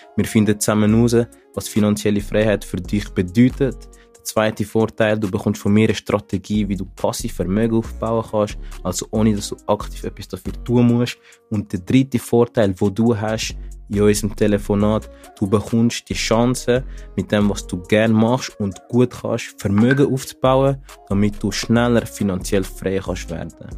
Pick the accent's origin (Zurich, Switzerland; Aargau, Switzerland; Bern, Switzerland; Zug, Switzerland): Zurich, Switzerland; Zürich, Switzerland; ich komme aus Zürich